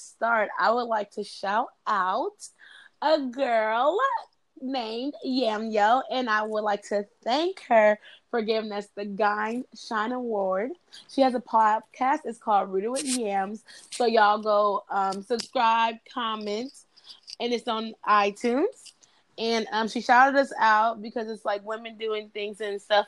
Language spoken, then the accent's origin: English; Louisville, Kentucky, United States; I'm from Louisville. I have all these Louisville people